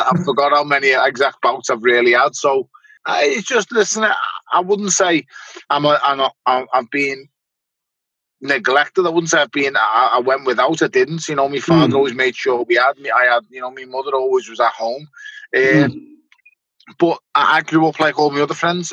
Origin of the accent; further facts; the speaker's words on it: Liverpool, North West England, United Kingdom; also born or lived in Toxteth, Liverpool; I was born in Toxteth and raised in Wavertree